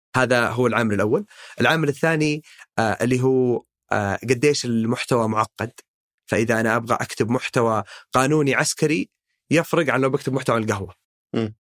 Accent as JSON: {"language": "Arabic", "country": "Saudi Arabia", "said": "نحن شباب سعوديين"}